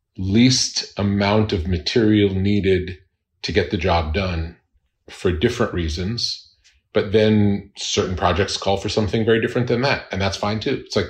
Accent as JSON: {"language": "English", "town": "Long Beach", "region": "New York", "country": "United States", "tie": "born or raised there", "moved": "as an adult", "lives_now": "California, United States", "said": "Long Island, Long Beach."}